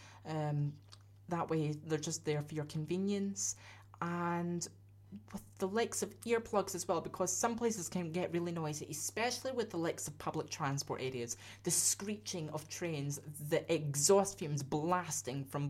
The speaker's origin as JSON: {"language": "English", "region": "Scotland", "country": "United Kingdom", "said": "I'm a Scotsman, I'm used to that kind of thing"}